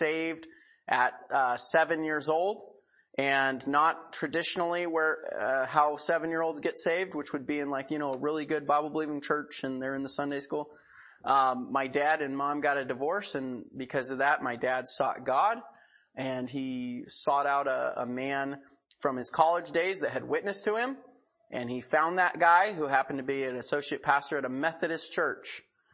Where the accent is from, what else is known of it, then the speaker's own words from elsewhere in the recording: Seattle, Washington, United States; also born or lived in Pensacola, Florida / Hillsboro; I'm from Seattle